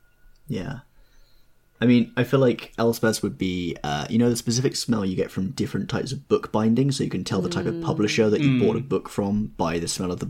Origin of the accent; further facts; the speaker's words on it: United Kingdom; Outing myself as British